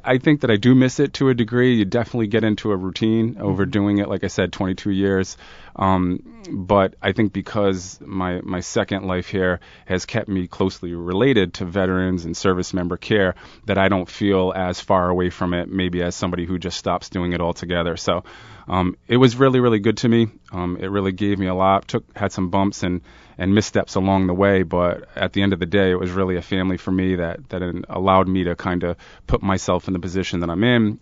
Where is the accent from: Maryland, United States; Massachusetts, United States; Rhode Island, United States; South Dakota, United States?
Rhode Island, United States; Providence; I come from Smith Hill, Providence